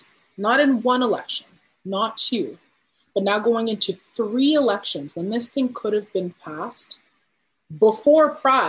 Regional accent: Ghana; now in Canada; I'm Ghanaian Canadian. So I have roots in Ghana, and I'm very connected to what's happening in my home country.

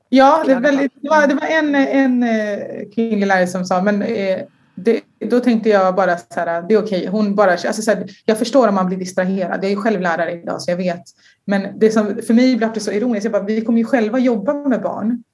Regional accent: Sweden; jag är en tjej från Sverige

